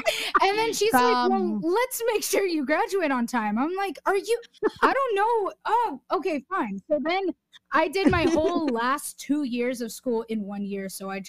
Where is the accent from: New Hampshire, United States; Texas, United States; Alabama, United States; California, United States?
California, United States; growing up in California, being able to start accomplishing my dreams in the state that I grew up in and that I love so much.